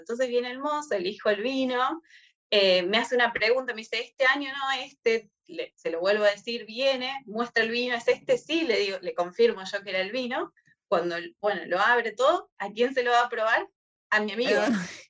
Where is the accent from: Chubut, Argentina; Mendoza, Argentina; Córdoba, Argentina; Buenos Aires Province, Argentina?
Córdoba, Argentina; moved away; yo soy de Córdoba, me hace acordar a, mi infancia, a, caminar ahí por, por las sierras